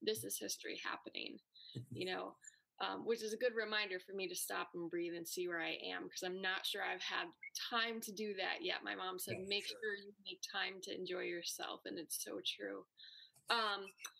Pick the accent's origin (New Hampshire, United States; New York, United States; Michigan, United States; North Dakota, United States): New York, United States; Syracuse; I was born and raised in Syracuse, right in the city.